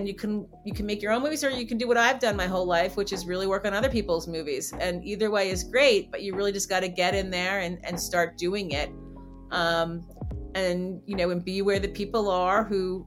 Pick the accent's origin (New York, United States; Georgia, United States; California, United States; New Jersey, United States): New Jersey, United States; where I grew up in New Jersey